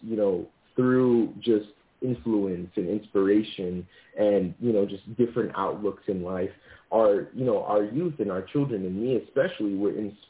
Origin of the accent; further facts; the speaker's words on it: Zambia; born there; moved away; I was born in Zambia, moved here sometime, and then through, you know, just through growing up, I learned this, this, and this, right?